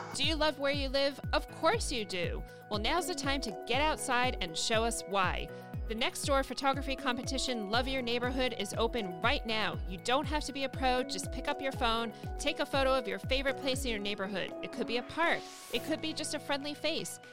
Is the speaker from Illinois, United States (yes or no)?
no; New York City, New York, United States; this is my hometown